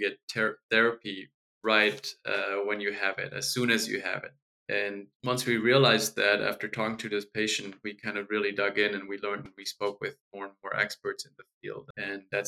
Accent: Germany; moved away; I grew up in Germany and I studied medicine

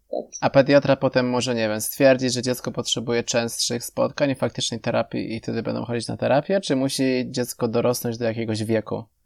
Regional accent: Poland; U nas chyba w Polsce

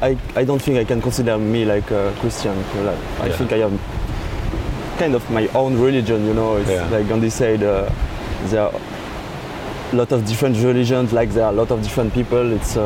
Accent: France; English is a second language; moved away as an adult; also born or lived in Sri Lanka / Strasbourg / Mulhouse; I was born in Sri Lanka. Mm. I live 3 years there, and after I come in France with my mother.

